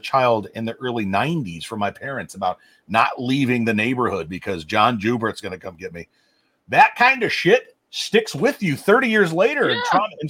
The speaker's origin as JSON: {"language": "English", "town": "Omaha", "region": "Nebraska", "country": "United States", "tie": "born or raised there", "said": "I grew up in Omaha in the early 90s. I was an 80s kid, grew up in the early 90s."}